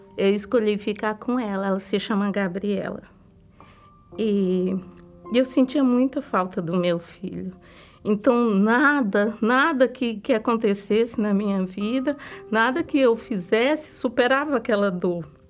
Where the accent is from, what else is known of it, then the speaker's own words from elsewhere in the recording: Ceará, Brazil; moved away; eu vim do estado do Ceará. Eu cresci lá